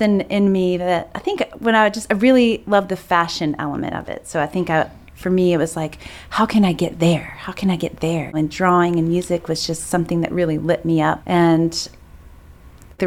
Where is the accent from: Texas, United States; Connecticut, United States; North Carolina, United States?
North Carolina, United States; Greensboro; now in Raleigh, United States; I grew up in Greensboro, not too far away.